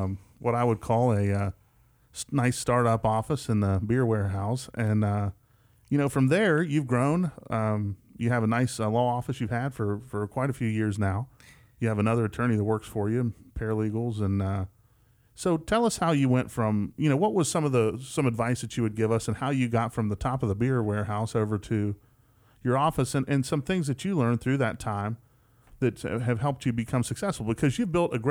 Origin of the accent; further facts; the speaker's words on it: West Virginia, United States; now in West Tennessee, United States; growing up in West Virginia